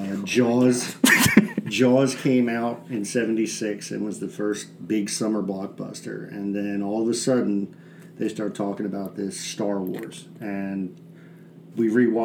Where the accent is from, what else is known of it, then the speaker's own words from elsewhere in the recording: Philadelphia, Pennsylvania, United States; growing up in South Philly